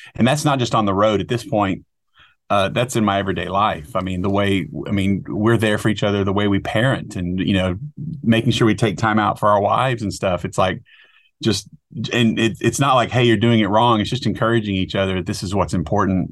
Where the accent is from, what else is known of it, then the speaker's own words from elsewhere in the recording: outside of Dallas, Texas, United States; I grew up outside of Dallas, Texas